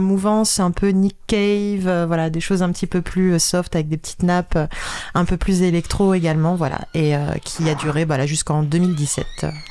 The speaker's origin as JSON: {"language": "French", "town": "Paris", "region": "Île-de-France", "country": "France", "said": "je suis vraiment de Paris, Paris"}